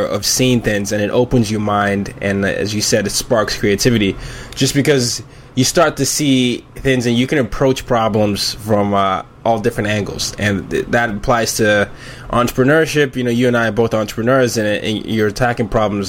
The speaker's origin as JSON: {"language": "English", "country": "Nigeria", "said": "I'm from Nigeria, and oftentimes, and Nigeria is my heart"}